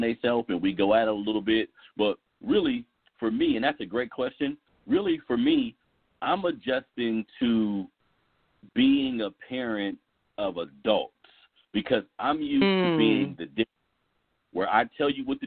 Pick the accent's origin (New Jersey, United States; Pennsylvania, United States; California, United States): California, United States; Sacramento; I'm from south side of Sacramento. I went to Burbank High School. I'm from the Florin Road area.